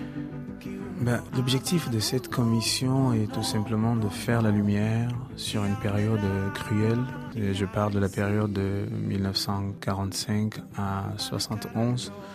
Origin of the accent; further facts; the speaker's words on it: Cameroon; en tant que Camerounais